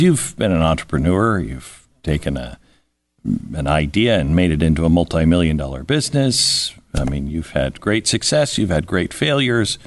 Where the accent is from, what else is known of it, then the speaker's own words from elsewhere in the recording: Pacific Northwest, United States; also born or lived in California; growing up in California, then Oregon, uh, I grew up in the Pacific Northwest.